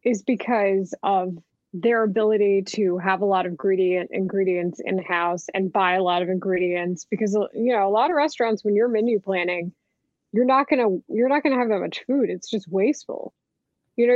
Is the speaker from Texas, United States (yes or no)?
yes; Texas, United States; moved away; I love my home state